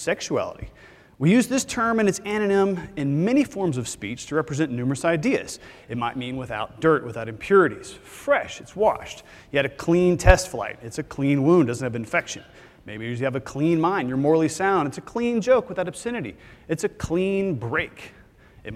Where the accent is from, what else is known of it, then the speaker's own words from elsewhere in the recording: Texas, United States; I'm from Texas because I'm from Texas